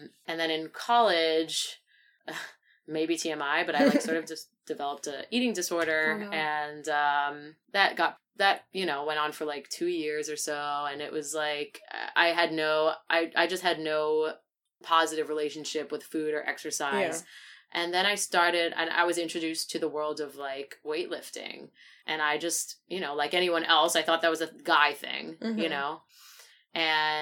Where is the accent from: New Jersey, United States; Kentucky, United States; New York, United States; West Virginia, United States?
New York, United States; Great Neck; I'm from Great Neck